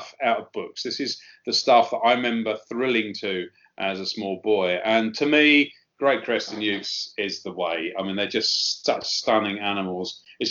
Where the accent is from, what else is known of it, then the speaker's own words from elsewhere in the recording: Sussex, South East England, United Kingdom; I was very lucky where I grew up in Sussex